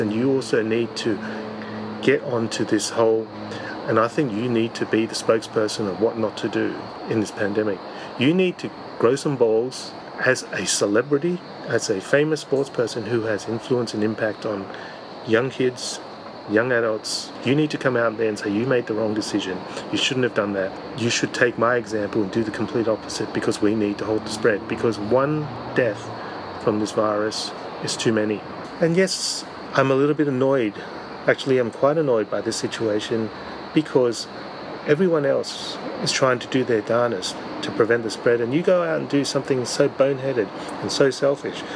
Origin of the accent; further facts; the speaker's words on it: Australia; being an Australian